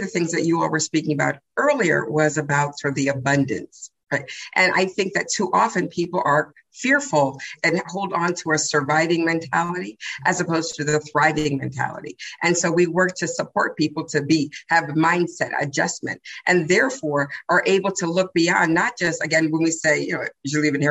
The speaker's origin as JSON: {"language": "English", "region": "Massachusetts", "country": "United States", "said": "I'm from Massachusetts"}